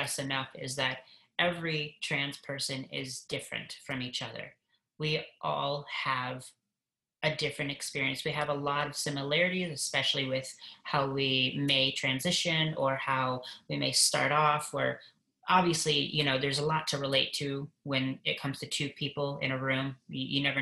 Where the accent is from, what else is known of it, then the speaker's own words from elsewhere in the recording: Michigan, United States; I grew up in Michigan, and my parents split up when I was 3